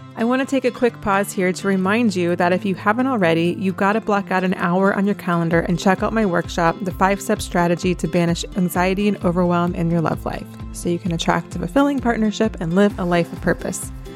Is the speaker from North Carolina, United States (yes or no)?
yes; Asheville, North Carolina, United States; moved away as an adult; also born or lived in Columbia, South Carolina / Jerusalem; I grew up in Asheville, which is only five hours away from Charleston, and I was actually born in Columbia, South Carolina, never really lived there.